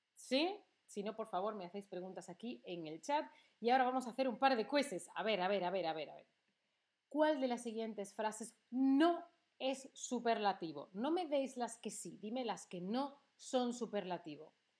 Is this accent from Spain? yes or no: yes; Seville, Andalusia, Spain; now in Berlin, Germany; de Sevilla, de mi ciudad de origen, es la más bonita, o es la más soleada, o Berlín, la ciudad en la que vivo